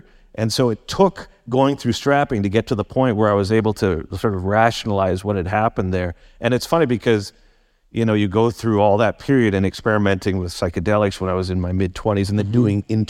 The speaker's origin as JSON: {"language": "English", "town": "Guildford", "region": "South East England", "country": "United Kingdom", "said": "I'm from Guildford. I'm just like, wow, this is out of my comfort zone."}